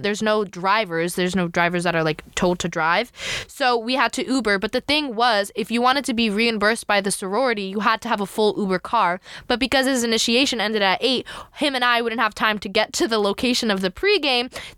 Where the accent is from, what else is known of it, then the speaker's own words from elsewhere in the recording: New Jersey, United States; So I live in New Jersey